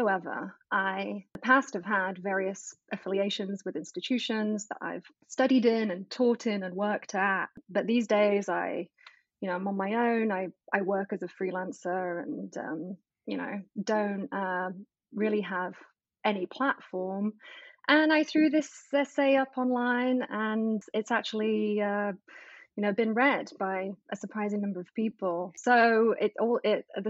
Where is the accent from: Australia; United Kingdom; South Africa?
United Kingdom; England; moved away as an adult; now in United States; I'm English, but I've lived in the US for almost a decade now.